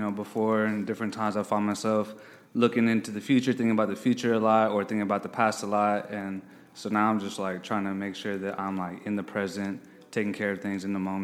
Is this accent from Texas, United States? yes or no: yes; Austin, Texas, United States; I'm from Austin, Texas. Grew up mostly on the south side.